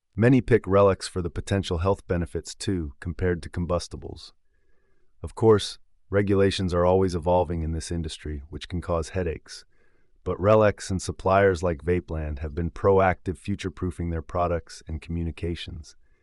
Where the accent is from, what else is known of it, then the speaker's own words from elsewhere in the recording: England, United Kingdom; accent: English; my English accent